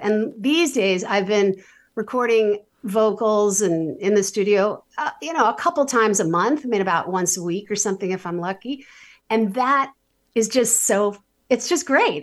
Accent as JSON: {"language": "English", "town": "New York City", "region": "New York", "country": "United States", "tie": "born or raised there", "said": "I was a very, like, super overscheduled, ambitious New York City kid."}